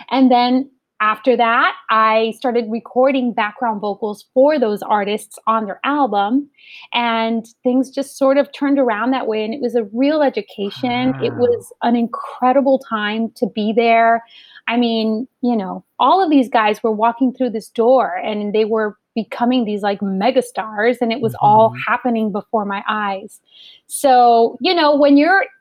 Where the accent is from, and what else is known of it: Los Angeles, California, United States; born or raised there